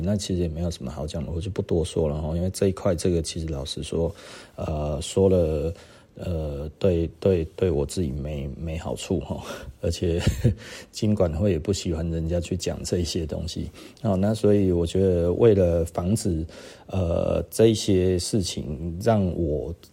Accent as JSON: {"language": "Chinese", "country": "Taiwan", "said": "我们台湾人"}